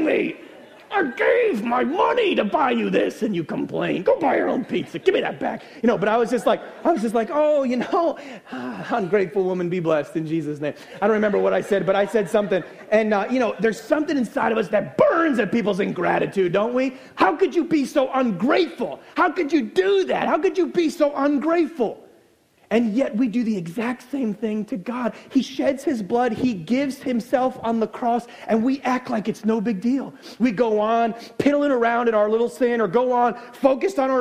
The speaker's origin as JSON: {"language": "English", "country": "United States", "said": "I'm American"}